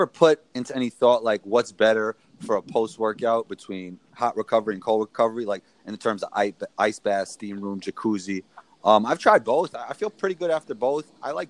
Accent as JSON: {"language": "English", "region": "New York", "country": "United States", "said": "I'm from New York, man."}